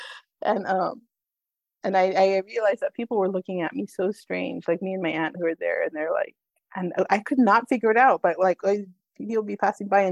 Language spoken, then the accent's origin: English; Northern California, United States; I was born in Northern California